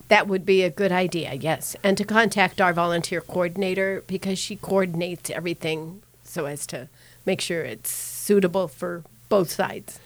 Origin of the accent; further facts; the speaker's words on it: Denver, Colorado, United States; I grew up in Denver